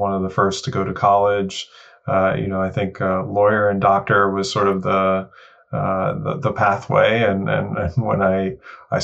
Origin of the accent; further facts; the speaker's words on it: New York City, New York, United States; Yeah, I grew up in Woodhaven, Queens, New York. So in New York City